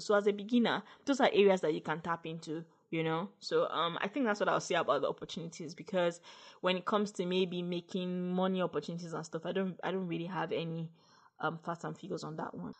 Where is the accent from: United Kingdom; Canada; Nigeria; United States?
Nigeria; as a Nigerian podcaster